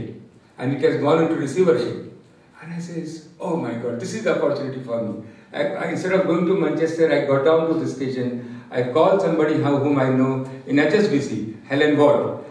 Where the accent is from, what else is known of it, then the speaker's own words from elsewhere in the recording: Bihar, India; moved away; I come from Bihar from very humble background